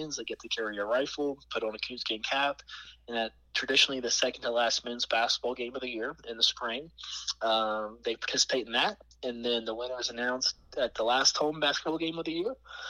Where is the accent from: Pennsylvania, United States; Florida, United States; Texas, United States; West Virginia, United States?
West Virginia, United States; Elkins; I was born and raised right here in West Virginia. I was raised about an hour and a half south of Morgantown in a little town called